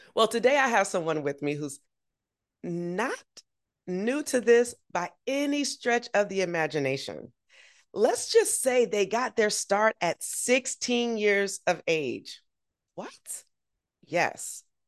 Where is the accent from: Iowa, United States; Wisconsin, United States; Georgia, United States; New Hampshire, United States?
Georgia, United States; Augusta; Augusta, my hometown